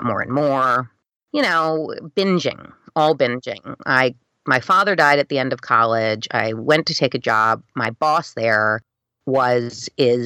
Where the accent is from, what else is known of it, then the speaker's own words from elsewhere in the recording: New York City, New York, United States; moved away as an adult; now in Amityville, United States; I grew up on the Upper East Side, going to a prep school